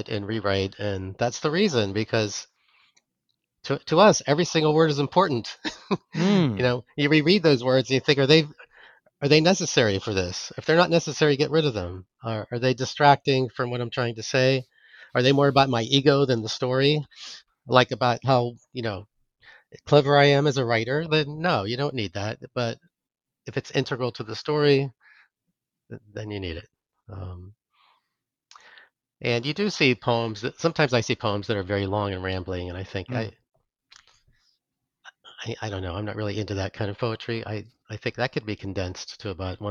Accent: Pittsburgh, Pennsylvania, United States; moved away as an adult; now in Connecticut, United States; I grew up in Pittsburgh

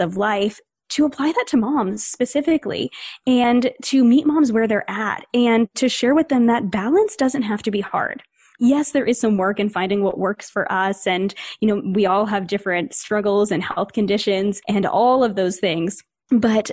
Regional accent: New England, United States; I grew up in New England, and this is a little bit of a generalization, I guess, but we're fast-paced around here

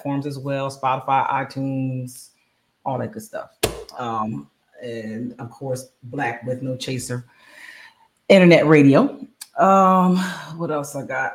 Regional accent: Bristol, Pennsylvania, United States; my hometown, Bristol, Pennsylvania

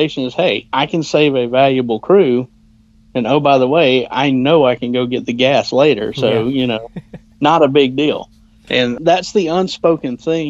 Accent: Georgia, United States; accent: southern; I have a southern accent, being from Georgia.

